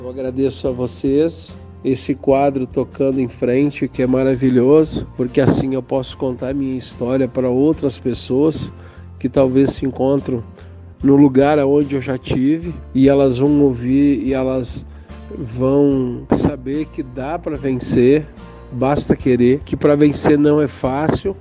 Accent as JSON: {"language": "Portuguese", "region": "Rio Grande do Sul", "country": "Brazil", "moved": "yes", "lives_now": "Campo Grande, Brazil", "said": "sou gaúcho, venho de uma família italiana"}